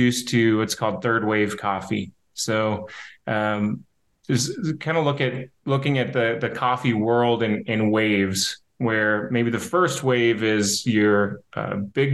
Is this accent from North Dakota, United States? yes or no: yes; Hazen, North Dakota, United States; now in Bismarck, United States; I grew up in Hazen, North Dakota